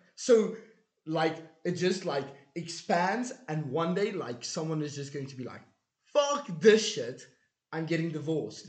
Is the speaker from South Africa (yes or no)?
yes; South Africa; as a South African